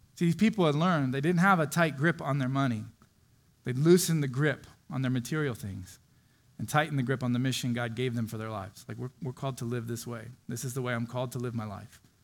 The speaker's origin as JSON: {"language": "English", "region": "Florida", "country": "United States", "tie": "born or raised there", "moved": "yes", "said": "I grew up in Florida on the beach"}